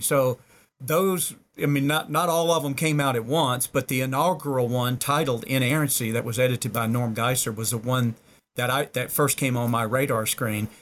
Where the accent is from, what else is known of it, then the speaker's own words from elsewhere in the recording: the South, United States; I was born and reared in the South, er, you know, stereotypically the Bible Belt.